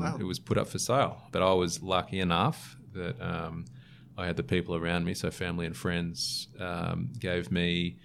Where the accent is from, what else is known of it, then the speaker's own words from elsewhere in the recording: Sydney, New South Wales, Australia; I'm a Sydney born and bred, born in Manly, or grew up in Manly for a little bit and then moved around.